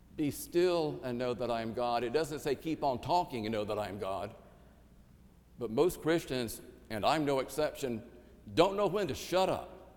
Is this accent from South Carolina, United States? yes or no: yes; Ninety Six, South Carolina, United States; my hometown of 96, South Carolina